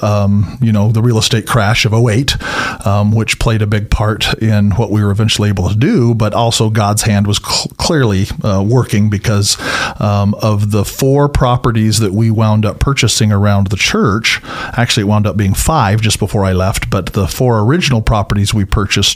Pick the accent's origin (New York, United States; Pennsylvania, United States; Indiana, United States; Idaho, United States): Idaho, United States; Boise; also born or lived in Reedsport, Oregon; I was born and raised here in Boise